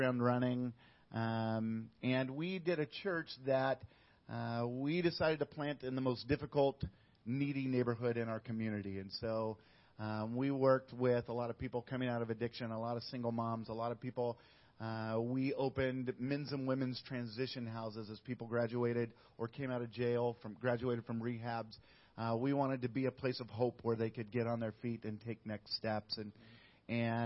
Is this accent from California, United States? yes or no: yes; Northern California, United States; moved away as an adult; now in Mexico; We grew up in Northern California and felt led to come back